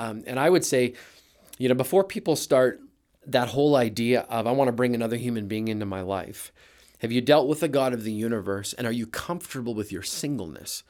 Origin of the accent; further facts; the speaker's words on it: Brandon, Manitoba, Canada; moved away as an adult; now in United States; grew up in Manitoba, Toba in a little town called Brandon